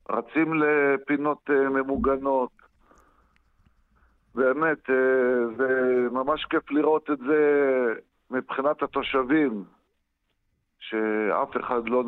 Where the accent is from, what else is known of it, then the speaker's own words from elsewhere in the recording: Zar'it, Northern District, Israel; אני בן 50 היום, נולדתי בזרית, אוהב את זרית.